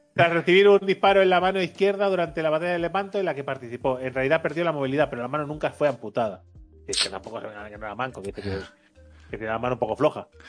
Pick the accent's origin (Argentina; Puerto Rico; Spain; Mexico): Spain